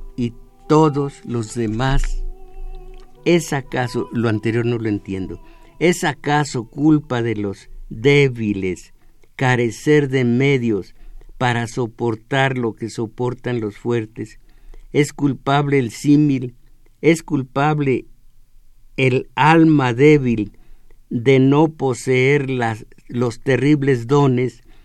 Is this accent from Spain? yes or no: no; Mexico; el mexicano, lo que somos